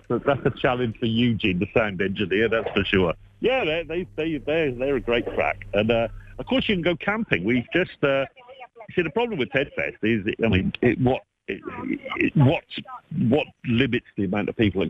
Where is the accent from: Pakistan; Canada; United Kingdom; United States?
United Kingdom; Welsh, Wales; I'm Welsh